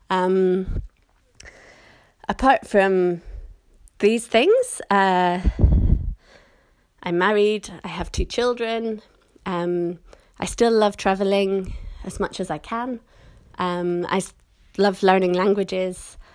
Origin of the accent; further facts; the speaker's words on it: Scotland, United Kingdom; accent: British; moved away as an adult; now in London, United Kingdom; I was born and raised in Scotland, but I've lived in London for a long time, so my accent is more or less kind of standard British now with a few little Scottish parts.